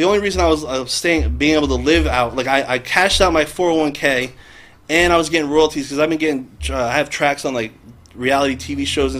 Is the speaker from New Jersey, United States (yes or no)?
yes; New Jersey, United States; I'm from North Jersey.